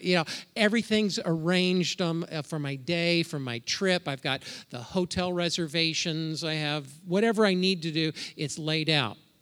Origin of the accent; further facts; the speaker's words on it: Indiana, United States; moved away as an adult; also born or lived in Ohio; now in Minnesota, United States; Debbie and I, we're from Indiana. We probably still consider ourselves Hoosiers